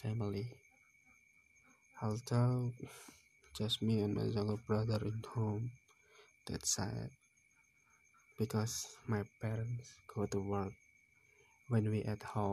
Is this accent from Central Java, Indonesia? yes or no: yes; Semarang, Central Java, Indonesia; I came from Bodian village, Pringapus.